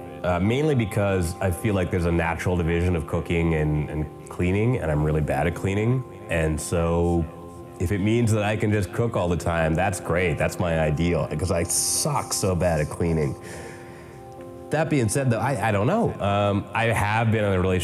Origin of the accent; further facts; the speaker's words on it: the Maritimes, Canada; I'm also from the Maritimes